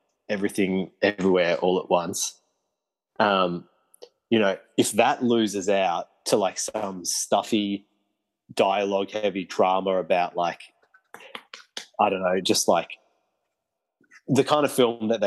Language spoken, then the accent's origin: English; Australia